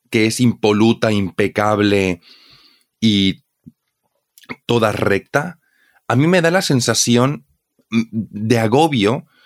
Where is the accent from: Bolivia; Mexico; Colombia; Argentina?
Bolivia; Mm, yo diría que aventar tampoco se utiliza en Bolivia, honestamente.